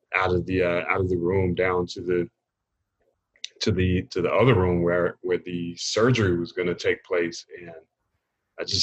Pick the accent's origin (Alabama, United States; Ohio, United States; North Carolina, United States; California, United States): North Carolina, United States; Raleigh; I grew up in Raleigh, North Carolina.